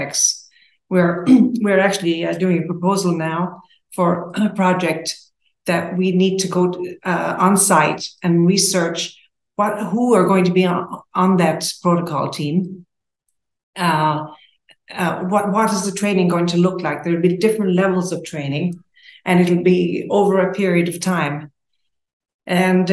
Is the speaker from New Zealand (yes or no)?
no; Tipperary, Munster, Ireland; moved away as an adult; also born or lived in Jordan; now in United States; I grew up in Tipperary, Ireland, and Catholic boarding school, all of that.